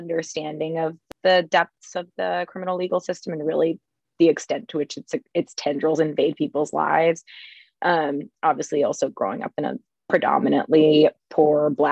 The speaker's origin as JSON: {"language": "English", "town": "Manassas", "region": "Virginia", "country": "United States", "said": "I'm originally from Manassas, Virginia. It's a smaller town in Northern Virginia."}